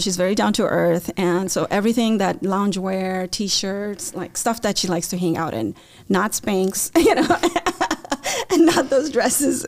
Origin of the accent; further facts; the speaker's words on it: India; also born or lived in Chicagoland area; now in Chicago, United States; I grew up in India